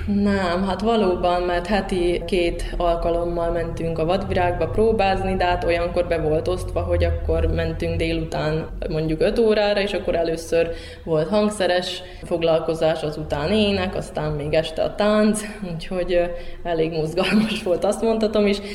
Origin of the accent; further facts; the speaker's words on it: Ada, Vojvodina, Serbia; also born or lived in Hungary; Adai vagyok, tőzsgyökeres adai, ha úgy lehet mondani. Ott születtem, ott nevelkedtem fel